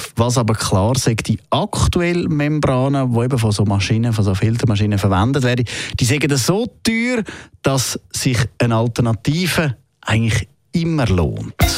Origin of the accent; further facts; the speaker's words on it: Switzerland; bei uns in der Schweiz